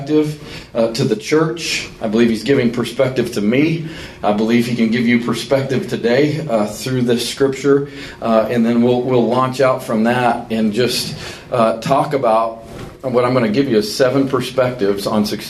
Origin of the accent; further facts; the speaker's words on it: Colorado Springs, Colorado, United States; moved away as an adult; now in Birmingham, United States; my hometown of Colorado Springs, Colorado